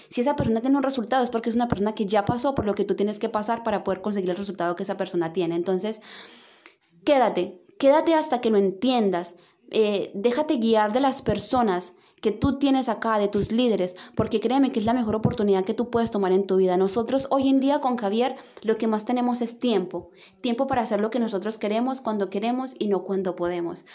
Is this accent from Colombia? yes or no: yes; Colombia; moved away as an adult; now in Santiago, Chile; yo en Colombia trabajaba muchísimo